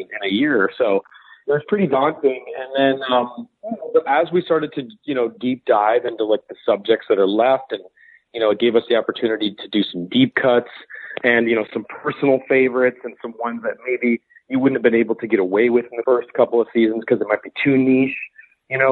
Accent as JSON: {"language": "English", "country": "United States", "said": "as an American"}